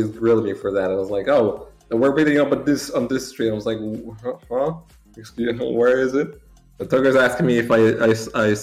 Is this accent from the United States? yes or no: no; Warsaw, Masovian Voivodeship, Poland; the capital of Poland, and I've lived here ever since. I did move like just, I, I didn't move cities.